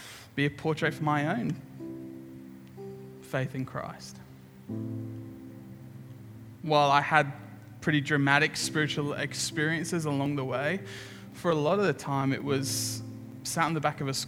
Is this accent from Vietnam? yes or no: no; England, United Kingdom; now in Brisbane, Australia; I'm English.